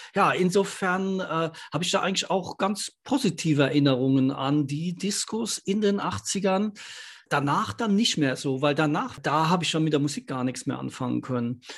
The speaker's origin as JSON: {"language": "German", "town": "Ludwigshafen", "region": "Rhineland-Palatinate", "country": "Germany", "tie": "born or raised there", "said": "Ich bin in Ludwigshafen groß geworden."}